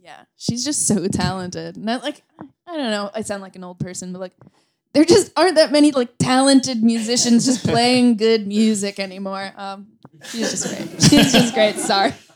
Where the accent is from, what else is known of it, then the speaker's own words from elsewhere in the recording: Boston area, Massachusetts, United States; moved away as an adult; also born or lived in Chicago; now in New York, United States; I'm from the Boston area.